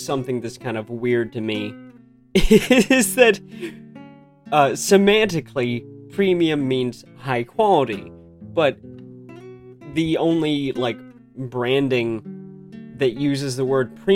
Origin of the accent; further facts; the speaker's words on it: United States; moved away; I'm American, so I grew up in America